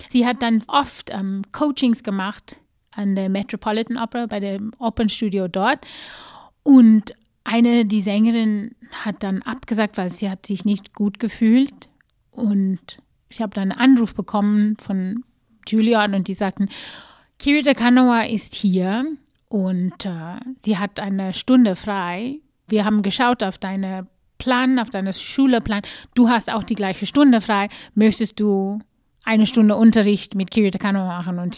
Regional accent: South Africa; ich komme aus Südafrika, ganz bestimmt kenne ich das Lied.

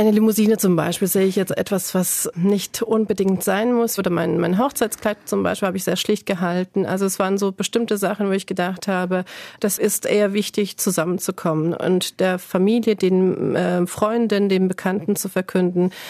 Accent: Turkey; now in Germany; Das heißt, den größten Teil meiner Kindheit habe ich in der Türkei gelebt und deswegen bedeutet für mich Türkei eigentlich Kindheit.

